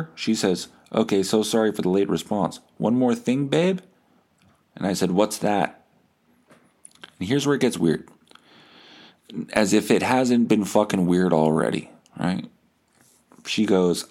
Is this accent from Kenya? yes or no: no; Winnipeg, Manitoba, Canada; I'm 36, from Winnipeg